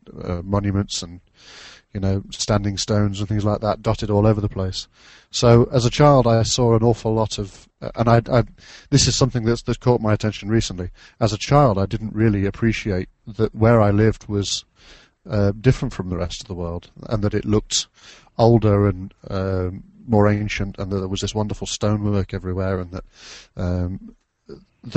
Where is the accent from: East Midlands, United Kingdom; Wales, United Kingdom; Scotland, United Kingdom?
East Midlands, United Kingdom; Derby; moved away as an adult; now in Cheshire, United Kingdom; I'm from the UK. I grew up in Derbyshire, which is around about smack bang in the middle of the British Isles